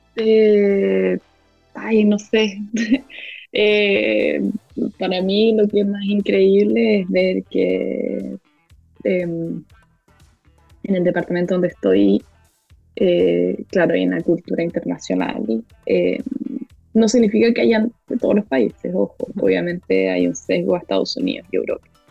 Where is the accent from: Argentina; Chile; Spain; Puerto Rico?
Chile; moved away as an adult; now in United States; soy de Chile